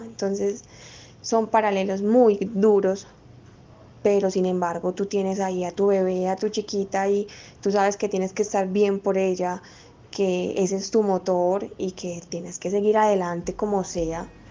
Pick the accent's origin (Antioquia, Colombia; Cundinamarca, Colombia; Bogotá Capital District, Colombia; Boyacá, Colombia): Antioquia, Colombia; Medellín; soy de la ciudad de Medellín